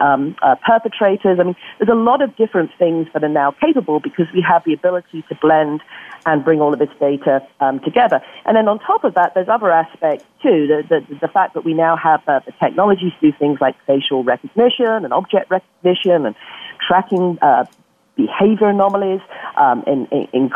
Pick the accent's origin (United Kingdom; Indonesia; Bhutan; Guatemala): United Kingdom; Yorkshire and the Humber; now in Bay Area, United States; my home country, West Yorkshire